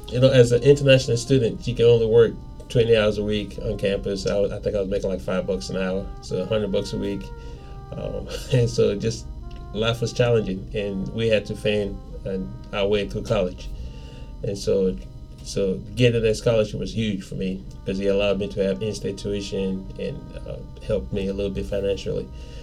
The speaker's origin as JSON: {"language": "English", "country": "Nigeria", "tie": "born or raised there", "moved": "yes", "lives_now": "United States", "said": "Nigeria, we're colonized by the British, so English is technically official language."}